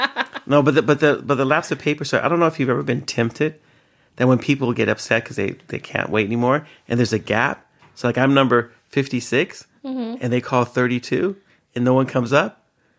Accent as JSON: {"language": "English", "country": "Eritrea", "said": "My therapist says that I have a very African sense of time. I was like, oh. Because I'm from Eritrea."}